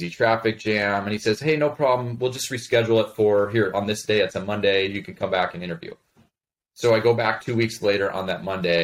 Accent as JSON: {"language": "English", "town": "Chicago", "region": "Illinois", "country": "United States", "tie": "born or raised there", "also_born_or_lived": "Colorado / Montana", "moved": "as an adult", "said": "I was born in Colorado, but moved to the suburbs of Chicago when I was in first grade and stayed there all the way through the end of high school."}